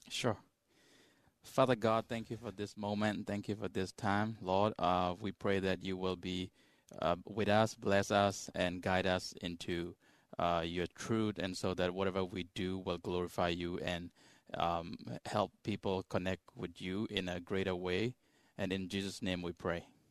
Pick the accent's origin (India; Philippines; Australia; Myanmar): Myanmar; moved away; I come from Myanmar, also known as Burma.